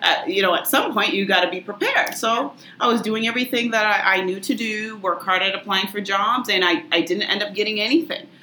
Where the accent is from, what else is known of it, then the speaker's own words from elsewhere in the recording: Lynn, Massachusetts, United States; also born or lived in Tewksbury; I was born and raised in Lynn. Um, so, I'd say lifelong Linner.